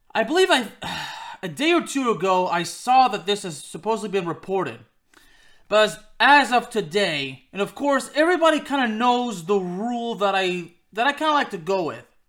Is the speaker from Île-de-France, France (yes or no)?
no; Lyon, Auvergne-Rhône-Alpes, France; played in my hometown club of Lyon